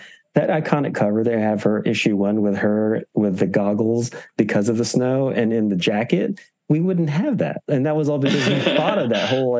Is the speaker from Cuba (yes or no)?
no; Philippines; You know, just because I'm Filipino, and also for me, representation does matter.